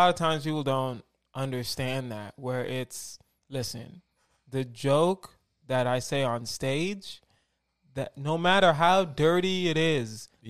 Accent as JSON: {"language": "English", "town": "Houston", "region": "Texas", "country": "United States", "tie": "born or raised there", "moved": "as an adult", "lives_now": "Los Angeles, United States", "said": "Born and raised in Houston, Texas. Started stand-up in Houston."}